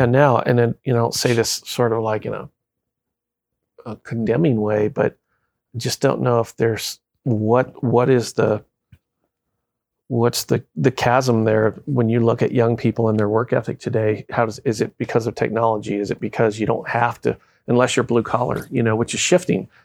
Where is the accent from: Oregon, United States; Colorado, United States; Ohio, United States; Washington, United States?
Colorado, United States; Colorado Springs; moved away as an adult; now in Kentucky, United States; I grew up in Colorado, Colorado Springs, which is a very transient community because we have so much military and stuff.